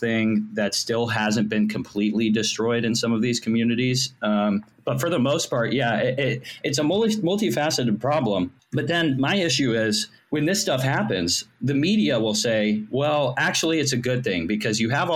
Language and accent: English; Ohio, United States; moved away as an adult; now in Washington, D.C., United States; I'm originally from Ohio. I just moved to D.C. 2 years ago. But I grew up in Ohio. I lived most of my life there